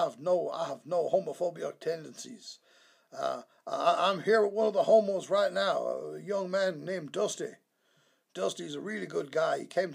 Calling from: Tijuana, Baja California, Mexico; I really can't say. I'm in Tijuana, but I shouldn't say that.

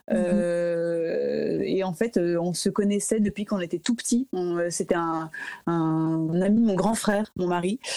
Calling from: Paris, Île-de-France, France; Donc voilà, je, suis un peu tranquille, mais voilà, je vous parle de chez moi à Paris.

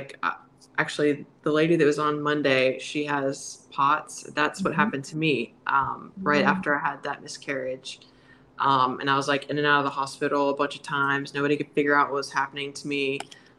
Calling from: Alabama, United States

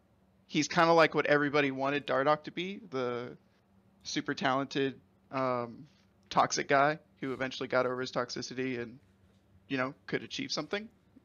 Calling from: San Antonio, Texas, United States; I'm calling from San Antonio, Texas.

